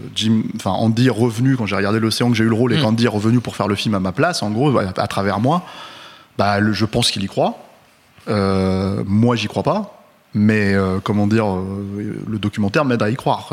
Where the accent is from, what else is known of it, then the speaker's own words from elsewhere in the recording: France; on est français